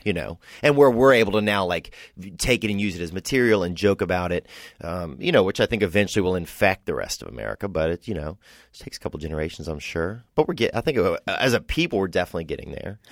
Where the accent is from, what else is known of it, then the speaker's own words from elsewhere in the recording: Covington, Louisiana, United States; now in Los Angeles, United States; From Covington, Louisiana.